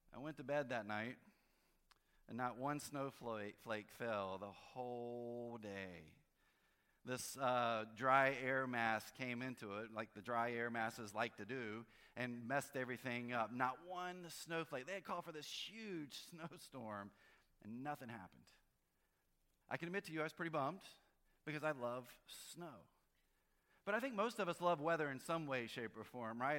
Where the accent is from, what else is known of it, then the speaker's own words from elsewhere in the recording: North Carolina, United States; I grew up in North Carolina, and so a big snowstorm was six inches